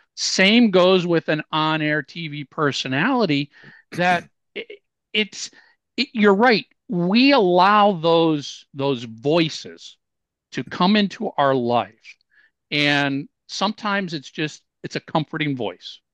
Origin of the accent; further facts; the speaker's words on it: Minneapolis, Minnesota, United States; I grew up in Minneapolis